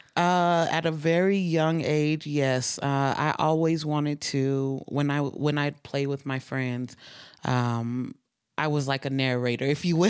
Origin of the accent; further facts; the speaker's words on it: Utah, United States; also born or lived in East Saint Louis, Illinois; I grew up in Utah